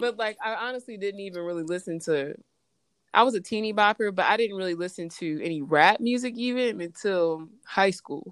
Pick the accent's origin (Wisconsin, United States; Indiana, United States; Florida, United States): Indiana, United States; Indianapolis; I'm from Indianapolis